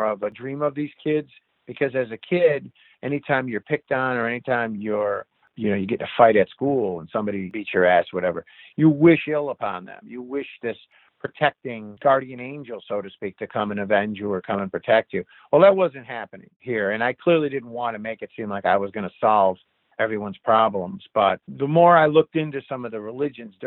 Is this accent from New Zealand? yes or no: no; United States; me being the American